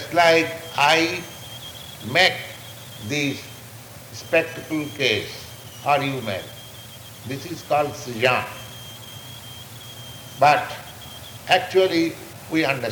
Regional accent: India; moved away; I am Indian, I am person and my place, India, is different.

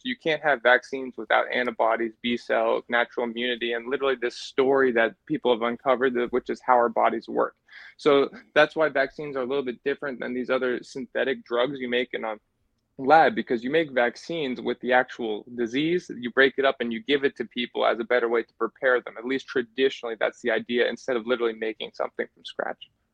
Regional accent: New Hampshire, United States; I'm from New Hampshire

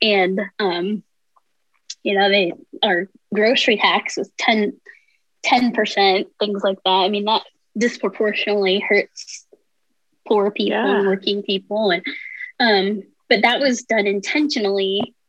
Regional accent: Gothenburg, Nebraska, United States; moved away as an adult; also born or lived in Lincoln, Nebraska / St. Louis / San Diego / Kansas; I grew up in Western Nebraska, Gothenburg, Nebraska, actually.

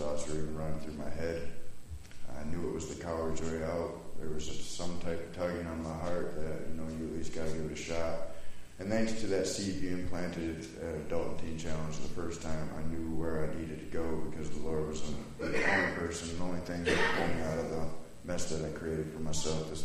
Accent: Wisconsin, United States; I'm from Wisconsin, born and raised

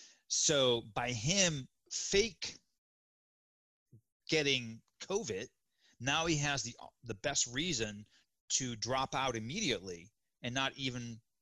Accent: Miami, Florida, United States; moved away; I grew up in Miami. Did you guys know that? I lived there for 20 years, just in case anyone didn't know that. I grew up in Miami.

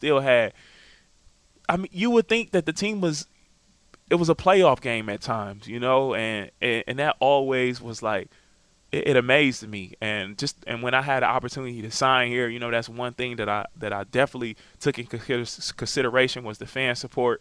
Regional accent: Wisconsin, United States; I'm from Wisconsin

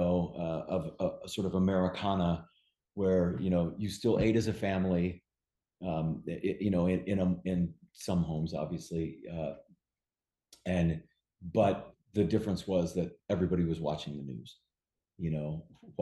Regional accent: Bay Area, California, United States; growing up in the Bay Area

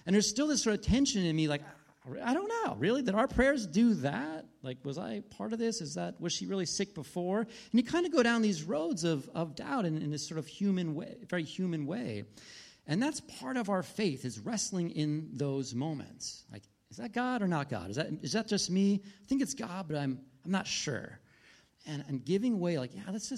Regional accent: United States; We're missionaries from the United States

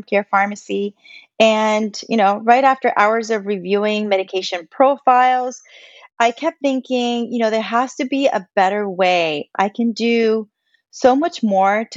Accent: Puerto Rico; I am Puerto Rican. You know, I grew up in Puerto Rico

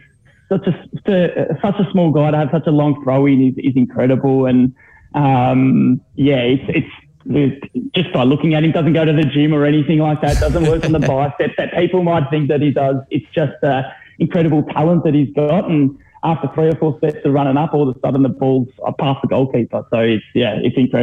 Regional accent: Victoria, Australia; as a junior growing up in the Victorian ranks

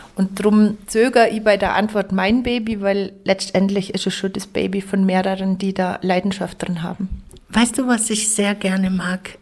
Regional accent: Lengenwang, Bavaria, Germany; accent: Allgäu dialect (Lengenwang); now in Pfronten, Germany; ich kann Dialekt, ähm, originär natürlich Längerwanger, Bethlehem, ich komme aus dem Ortsteil Bethlehem, Bethlehemer Dialekt.

